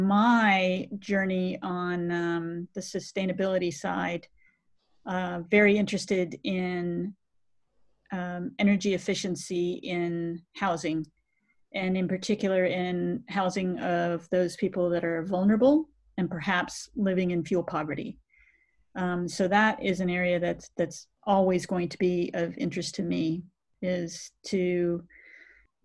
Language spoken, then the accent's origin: English; Washington, District of Columbia, United States; moved away as an adult; now in London, United Kingdom; I'm from the US originally. I grew up in the Washington DC area